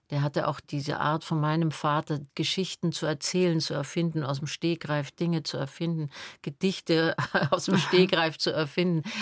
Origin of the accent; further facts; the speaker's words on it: Salzburg, Austria; born there; Und so bin ich in Salzburg zur Welt gekommen und dann hatten wir Freunde, die ein Haus am Attersee hatten und da war ich dann das erste Lebensjahr.